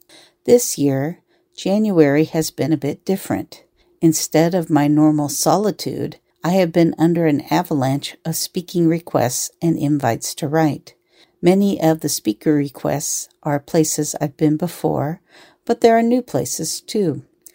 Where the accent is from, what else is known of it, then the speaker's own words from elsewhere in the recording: Washington, United States; it reminds me of where I grew up outside of Seattle, Washington. Rain was a part of life in my childhood.